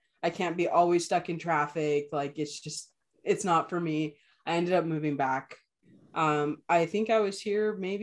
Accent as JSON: {"language": "English", "region": "California", "country": "United States", "tie": "born or raised there", "also_born_or_lived": "Ensenada, Mexico / Los Angeles, United States", "said": "I came back to my hometown"}